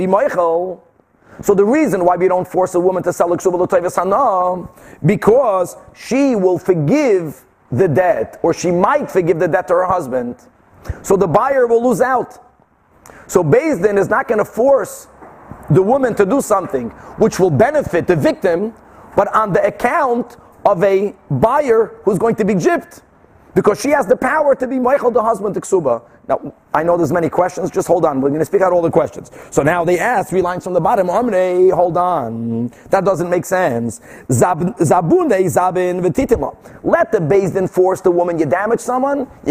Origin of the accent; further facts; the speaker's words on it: Brazil; moved away; I grew up like that in Brazil. My father was constantly selling